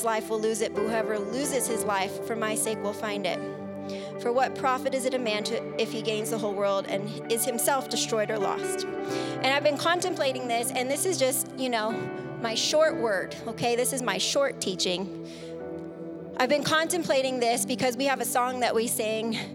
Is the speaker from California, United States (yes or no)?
yes; San Diego, California, United States; moved away; we're from San Diego